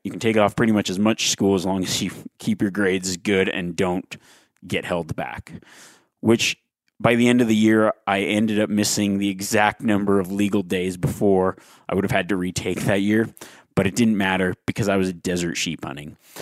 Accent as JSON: {"language": "English", "region": "Nevada", "country": "United States", "tie": "born or raised there", "said": "the state of Nevada, my home state"}